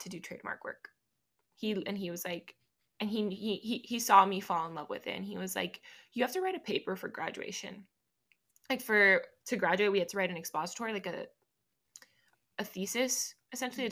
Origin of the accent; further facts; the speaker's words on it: Miami, Florida, United States; first language Spanish; English is a second language; moved away as an adult; now in Knoxville, United States; I'm from Miami, Florida.